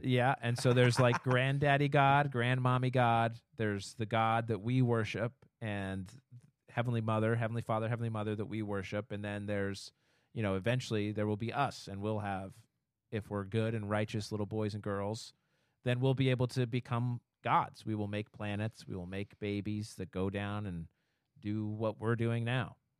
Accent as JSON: {"language": "English", "town": "Orem", "region": "Utah", "country": "United States", "tie": "born or raised there", "moved": "yes", "said": "I grew up in Utah"}